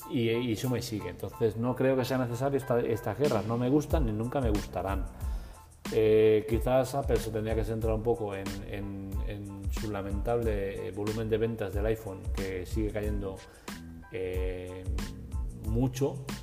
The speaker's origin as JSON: {"language": "Spanish", "town": "Cuenca", "region": "Castilla-La Mancha", "country": "Spain", "said": "No soy así, no me sale eh, las pijerías estas, hablar bien en inglés. Yo soy inglés de Cuenca, es lo que hay."}